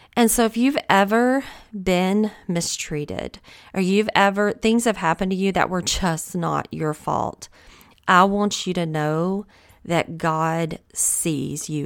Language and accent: English; the South, United States; accent: Southern; I am from the South. I know that I have a Southern accent